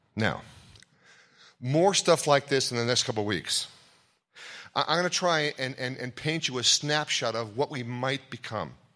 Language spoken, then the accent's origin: English; Ohio, United States; I'm from Ohio